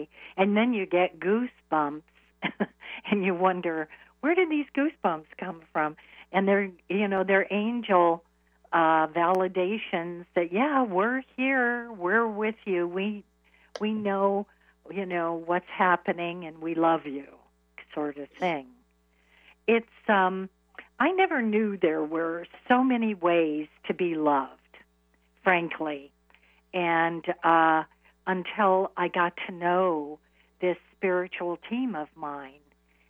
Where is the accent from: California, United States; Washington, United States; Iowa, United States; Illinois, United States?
Iowa, United States; now in New York, United States; I moved to New York from Iowa.